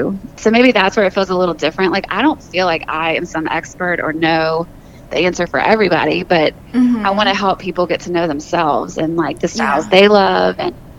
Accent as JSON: {"language": "English", "region": "the South", "country": "United States", "said": "Yeah, and I'm from the South, so Nashville's a really good mix for me."}